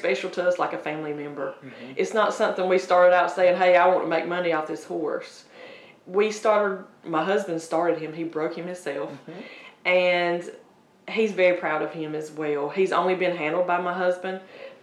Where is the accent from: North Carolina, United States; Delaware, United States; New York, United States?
North Carolina, United States; Benson; I was raised here in Benson, on the outskirts